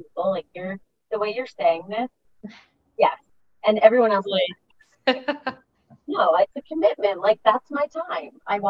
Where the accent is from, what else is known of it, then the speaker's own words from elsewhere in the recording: New York, United States; I'm from New York too